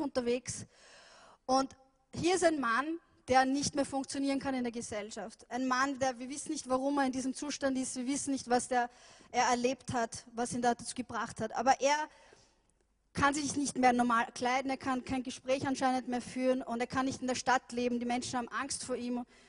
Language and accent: German; Vienna, Austria; ich bin ja in Wien aufgewachsen